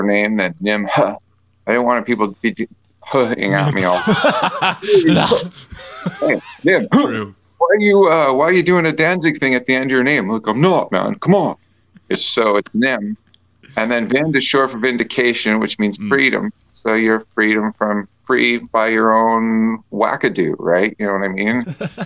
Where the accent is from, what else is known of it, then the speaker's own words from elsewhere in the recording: Canada; being Canadian